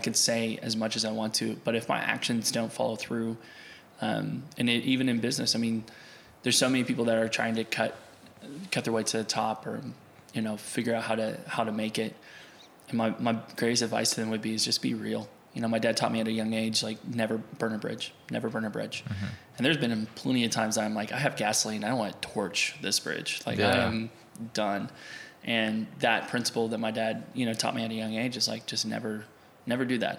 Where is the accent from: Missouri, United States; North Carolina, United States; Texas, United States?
Missouri, United States; Fair Grove; also born or lived in Springfield, Missouri; now in Oklahoma, United States; I'm from Fairgrove, Missouri, you know, just outside Springfield.